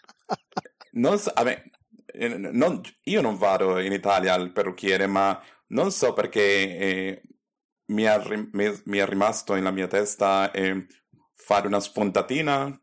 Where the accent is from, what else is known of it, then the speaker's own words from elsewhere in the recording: Caracas, Capital District, Venezuela; Italian is a second language; now in Germany; io sono nato a Caracas in Venezuela